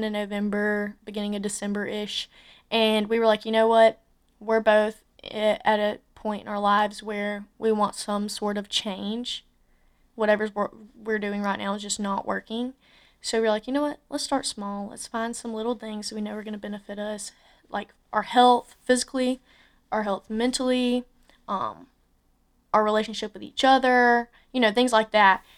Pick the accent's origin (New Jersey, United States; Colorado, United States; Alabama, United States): Alabama, United States; Andalusia; moved away as an adult; also born or lived in Tuscaloosa, Alabama; I'm from Andalusia, Alabama